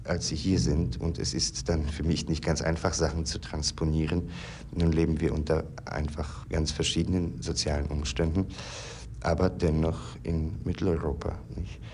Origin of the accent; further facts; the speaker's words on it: Poland; ich stamme aus Polen